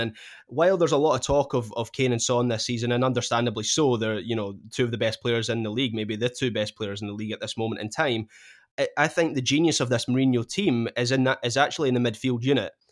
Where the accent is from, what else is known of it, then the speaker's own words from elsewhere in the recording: Scotland, United Kingdom; being a Scot